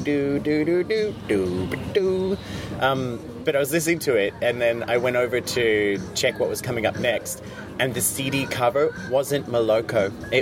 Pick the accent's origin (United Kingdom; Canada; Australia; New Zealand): Australia; I'm an Australian.